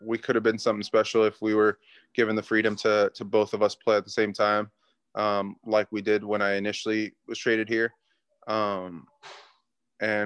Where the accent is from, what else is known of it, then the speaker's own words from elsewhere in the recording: Santa Ana, California, United States; now in Houston, United States; I grew up in Southern California